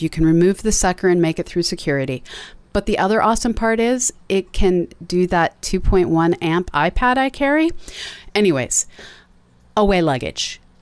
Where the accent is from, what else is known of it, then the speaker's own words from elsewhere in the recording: East Coast, United States; Me growing up on the East Coast